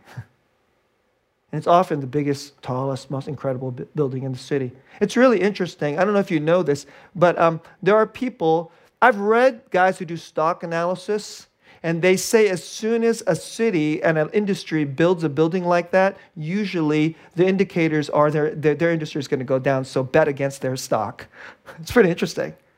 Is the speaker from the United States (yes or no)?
yes; Bay Area, California, United States; I'm from the Bay Area. It's a very secular place.